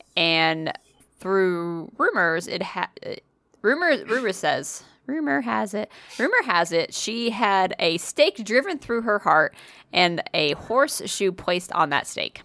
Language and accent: English; New England, United States; I'm, I'm from New England